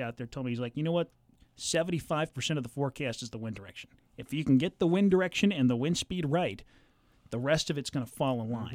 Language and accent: English; Southern California, United States; moved away as an adult; also born or lived in Colorado; now in Central Illinois, United States; I grew up in Southern California